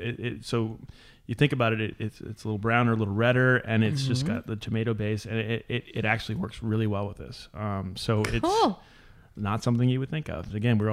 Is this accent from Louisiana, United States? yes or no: yes; New Orleans, Louisiana, United States; moved away as an adult; now in Dry Creek Valley, United States; I'm from New Orleans. Everything's flat